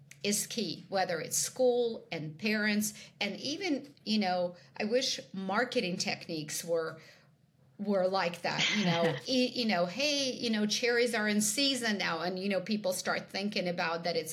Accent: Ukraine; moved away; I am originally from Ukraine

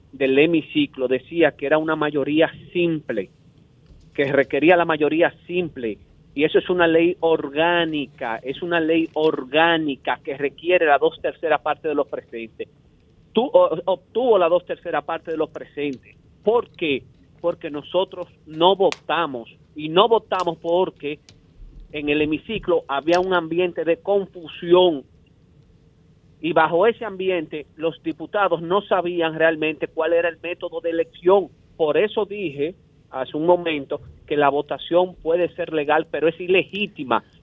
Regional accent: Dominican Republic; Aquí debemos de unirnos todos como dominicanos, abrazarnos y buscar soluciones viables.

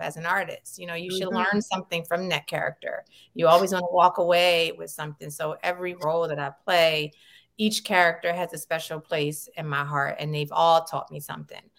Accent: Philadelphia, Pennsylvania, United States; moved away as an adult; now in Los Angeles, United States; I'm from Philadelphia, Pennsylvania. So I had a lot of theater companies in the city.

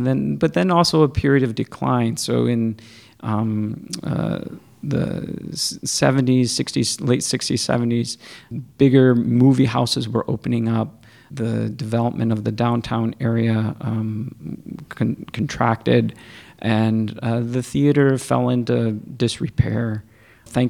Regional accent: Sterling Heights, Michigan, United States; moved away as an adult; also born or lived in Rochester, Michigan; now in Saginaw, United States; I grew up in the Metro Detroit area, mostly in Sterling Heights, and then moved to Rochester.

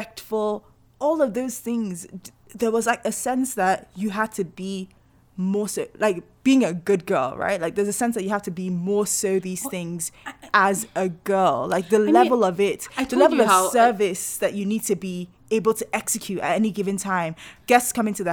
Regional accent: Nigeria

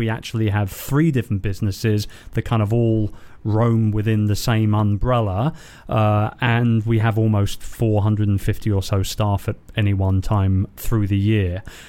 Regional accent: London, United Kingdom; So I'm a Londoner, born and raised.

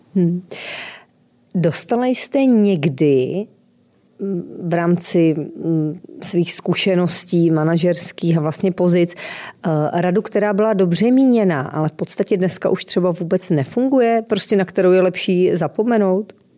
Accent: Northern Moravia, Czechia; pocházím také ze severní Moravy

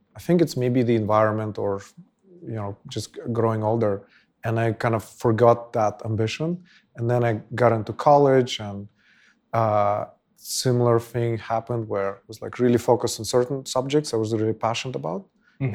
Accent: Bishkek, Kyrgyzstan; I was born and raised here in Bishkek.

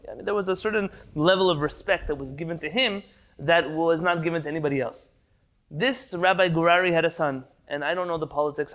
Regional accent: San Diego, California, United States; I grew up in San Diego

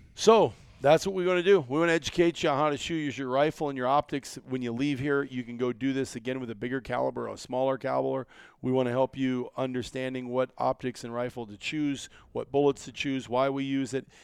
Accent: Iowa, United States; I was from Iowa

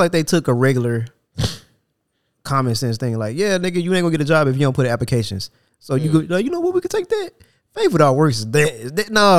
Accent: Tennessee, United States; I was born in Tennessee.

